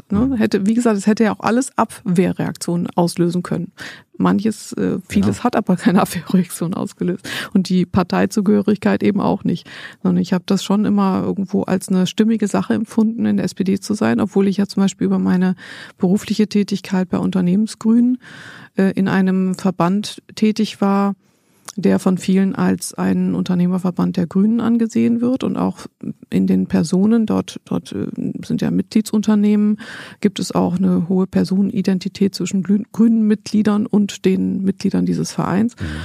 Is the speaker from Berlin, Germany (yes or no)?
yes; Berlin, Germany; born there; Geboren bin ich 1971 und äh, ist lange her und ähm, bin in Berlin geboren, bin aber nicht hier aufgewachsen.